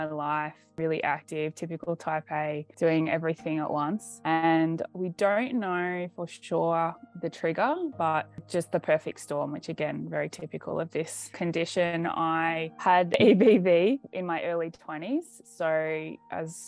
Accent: Australia; I'm from Australia.

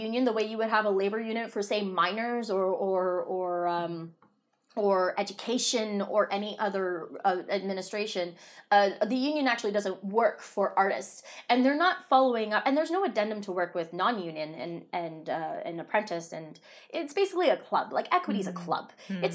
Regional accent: Toronto, Ontario, Canada; I'm from Toronto

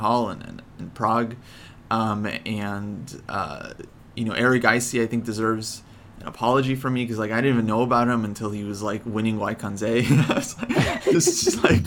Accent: Ukraine; now in United States; Ukraine, of course. Being my home country

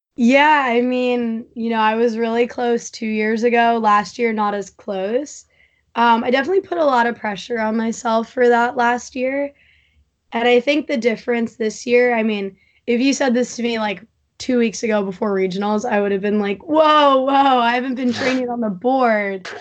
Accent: East Hampton, New York, United States; I grew up in East Hampton

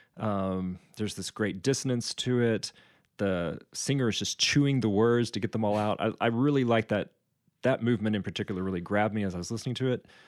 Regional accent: United States; growing up in the United States

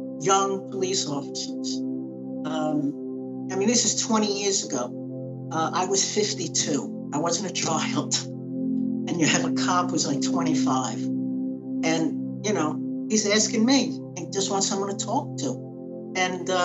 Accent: New York City, New York, United States; I am a New Yorker, Brooklyn born and raised.

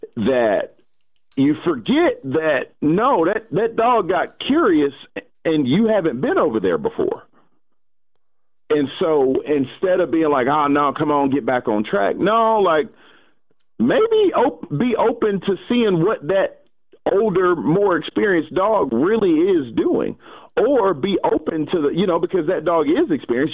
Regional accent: Atlanta, Georgia, United States; I'm still from Atlanta, like the city of Atlanta, born and raised

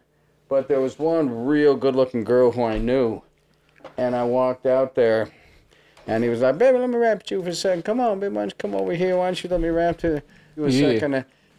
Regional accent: Los Angeles, California, United States; So I'm a real traditionalist for Hollywood. Yeah. They're just tearing down my hometown like crazy

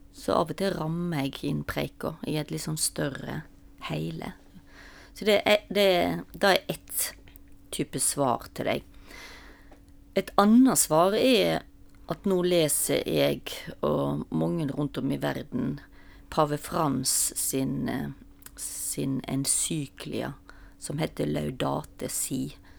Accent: Stord, Vestland, Norway; moved away; jeg kommer fra Stord, og da sa vi ofte 'Hvem går du etter?'

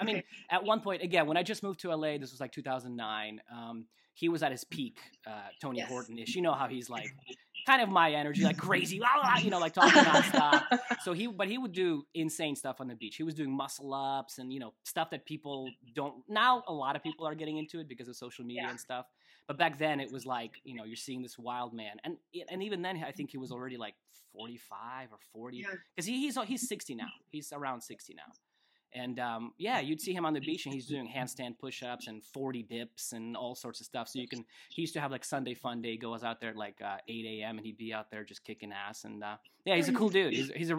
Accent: Russia; moved away; I moved here from Russia

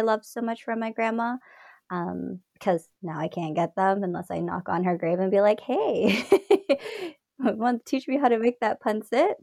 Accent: Toronto, Ontario, Canada; also born or lived in Scarborough / Mississauga; I was born in Scarborough, raised in Ontario, Toronto, Mississauga

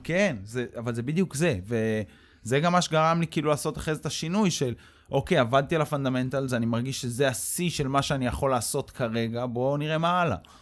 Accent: Mikhmoret, Central District, Israel; also born or lived in France; גדלתי במכמורת

